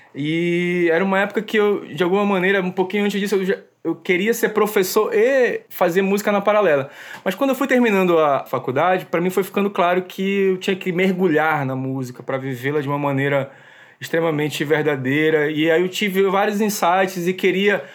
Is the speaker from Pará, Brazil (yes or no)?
yes; Belém, Pará, Brazil; Nasci em Belém do Pará, é, nasci no bairro do Jurunas